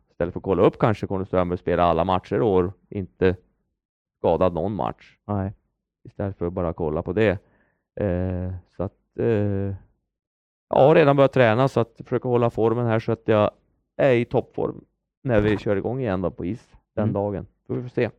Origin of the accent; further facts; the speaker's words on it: Örnsköldsvik, Västernorrland County, Sweden; moved away as an adult; hemma i Övik